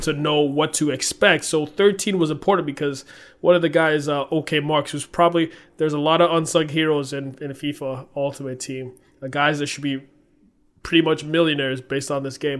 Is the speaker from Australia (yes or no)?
no; Nigeria; being Nigerian